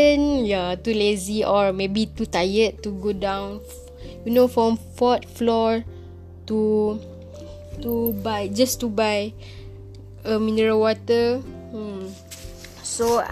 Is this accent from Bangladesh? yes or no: no; Kedah, Malaysia; I go back to my hometown in Kedah.